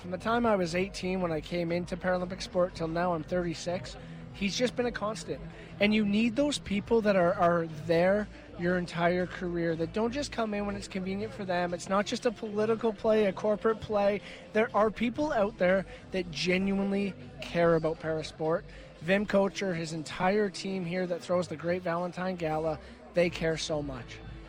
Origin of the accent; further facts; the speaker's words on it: Canada; I think being a Canadian amateur athlete is a great thing.